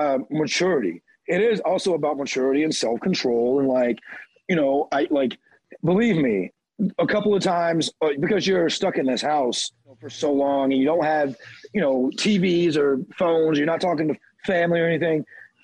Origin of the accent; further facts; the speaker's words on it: the South, United States; I'm from the South. So they hear her talk to me and talk to my mom